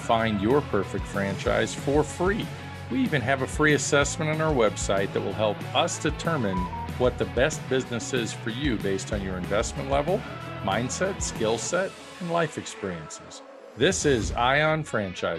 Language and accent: English; Brooklyn, New York, United States; another guy from Brooklyn, just like me